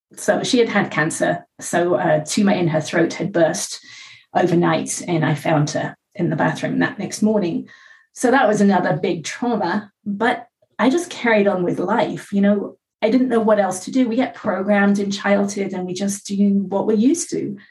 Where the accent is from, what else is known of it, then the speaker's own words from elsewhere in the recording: England, United Kingdom; now in California, United States; I live in California. I was born in England.